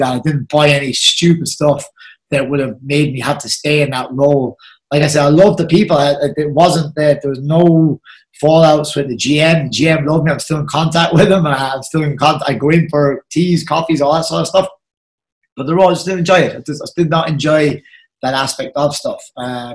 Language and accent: English; Carroll, Munster, Ireland; I'm from Carroll